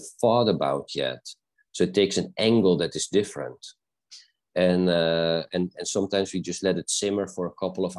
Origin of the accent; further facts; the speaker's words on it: South Africa; I was born in South Africa, so I trained with the indigenous healers